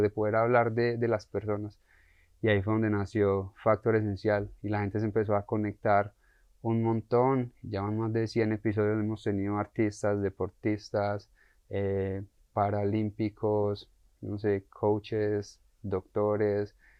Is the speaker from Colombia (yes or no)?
yes; Colombia; a nosotros como colombianos nos crían tristemente